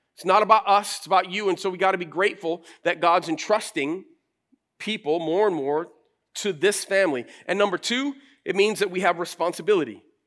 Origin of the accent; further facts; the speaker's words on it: Flint, Michigan, United States; moved away as an adult; also born or lived in Chicago; now in Grand Rapids, United States; I grew up in Flint